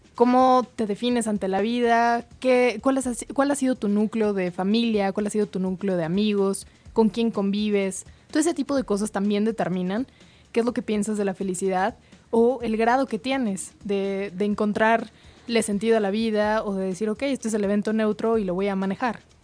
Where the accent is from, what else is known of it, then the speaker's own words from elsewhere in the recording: Mexico; como mexicanos, porque somos súper amigueros